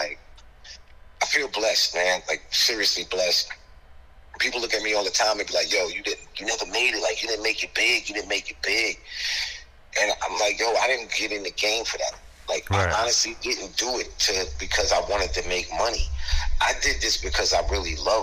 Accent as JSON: {"language": "English", "town": "New York City", "region": "New York", "country": "United States", "tie": "born or raised there", "said": "growing up in Hollis"}